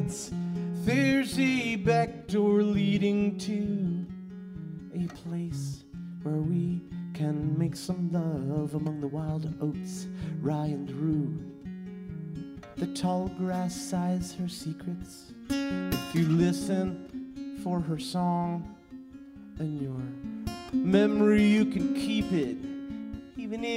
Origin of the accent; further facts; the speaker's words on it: New York City, New York, United States; also born or lived in Hawaii; I'm from New York City